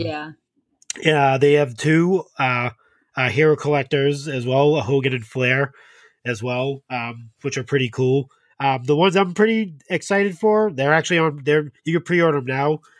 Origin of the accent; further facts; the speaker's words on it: New England, Massachusetts, United States; I'm from New England